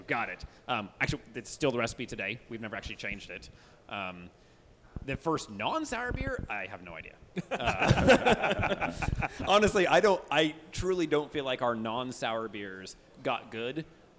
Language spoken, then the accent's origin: English; near Hutchinson, Sand Hills of Kansas, United States; moved away as an adult; also born or lived in Chicago / California; we grew up in the Sand Hills of Kansas. It's a small region, central Kansas, right around the Hutchinson area.